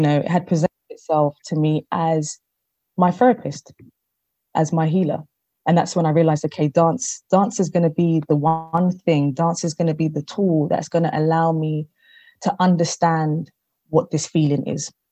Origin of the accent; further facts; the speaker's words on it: London, United Kingdom; I am born in London, but I am of Ghanaian descent